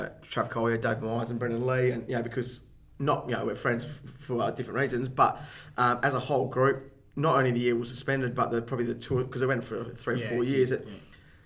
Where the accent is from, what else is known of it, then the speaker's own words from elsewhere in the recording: Fremantle, Western Australia, Australia; grew up down sort of Fremantle way, like Spearwood, Coogee sort of way of town